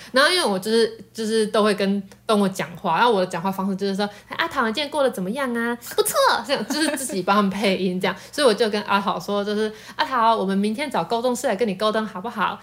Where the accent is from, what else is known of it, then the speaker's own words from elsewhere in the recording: Taiwan; also born or lived in Tainan; 那我们台湾人就没有办法去沟通美国猫了嘛